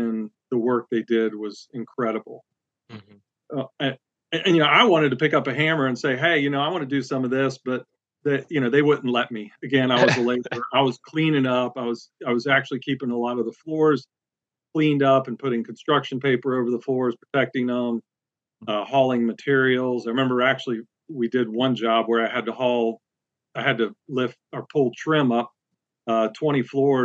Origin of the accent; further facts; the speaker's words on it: West Palm Beach, Florida, United States; moved away as an adult; also born or lived in Boone, North Carolina; now in Central Virginia, United States; I'm originally from West Palm Beach, Florida, grew up there, went to school in Boone, North Carolina